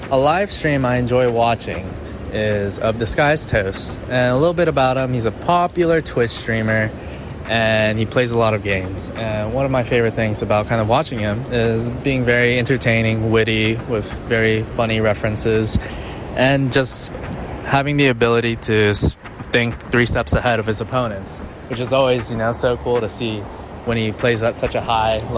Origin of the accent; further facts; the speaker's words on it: South Korea; English is a second language; I'm from South Korea and I tune into some live streams on Instagram